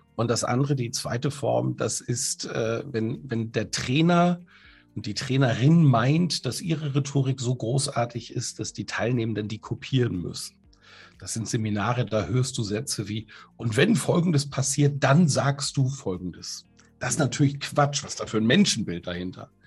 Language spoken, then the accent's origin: German; a village in Plön district near Kiel, Schleswig-Holstein, Germany; Also ich bin in einem Dorf groß geworden in Schleswig-Holstein in der Nähe von Kiel. Das ist der Kreis Plön an der Ostsee